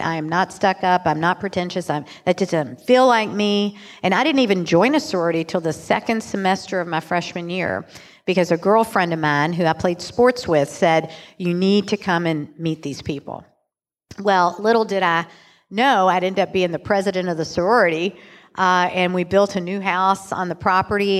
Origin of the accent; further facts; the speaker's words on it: Louisville, Kentucky, United States; also born or lived in Chicago; I'm born and raised in Louisville